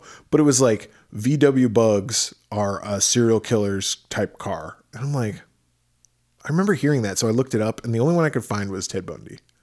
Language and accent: English; Midwest, United States; now in Arizona, United States; grew up in the Midwest